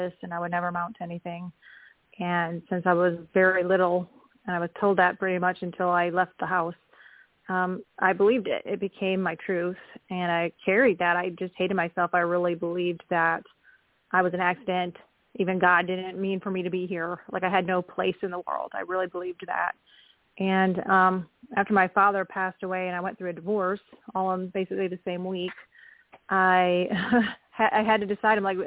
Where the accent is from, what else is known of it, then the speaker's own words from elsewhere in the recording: Wisconsin, United States; also born or lived in Oklahoma; now in Kansas, United States; I am calling in from Kansas, and I grew up in Wisconsin